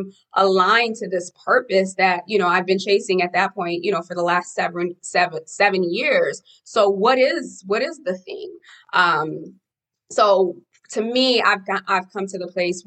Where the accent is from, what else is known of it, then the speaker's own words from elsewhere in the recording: Haiti; moved away; I'm an immigrant from Haiti